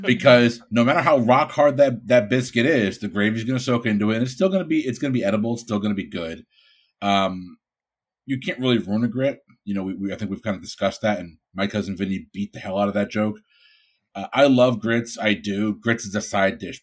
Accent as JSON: {"language": "English", "town": "Bridgeport", "region": "Connecticut", "country": "United States", "moved": "yes", "lives_now": "Florida, United States", "said": "I'm from Bridgeport, Connecticut."}